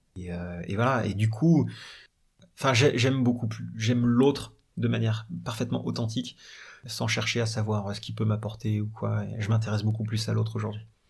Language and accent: French; Paris, Île-de-France, France; Je dis de Paris.